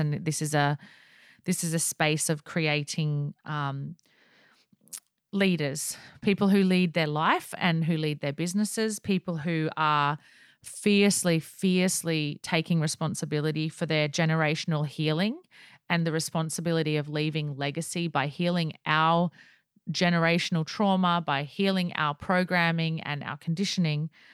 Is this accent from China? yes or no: no; Australia; accent: Aussie; I am Aussie